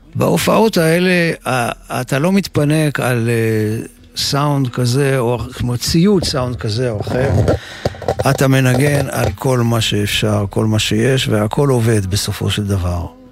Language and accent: Hebrew; Ramat Gan, Tel Aviv District, Israel; also born or lived in Jerusalem; גם אני נולדתי בירושלים, ואחר כך המשפחה עברו, עברה לגור ברמת גן